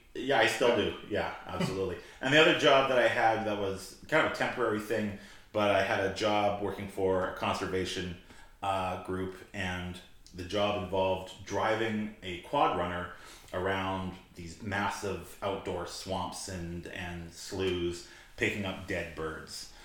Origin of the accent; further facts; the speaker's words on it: Saskatoon, Saskatchewan, Canada; growing up in Saskatoon, we had the sanatorium here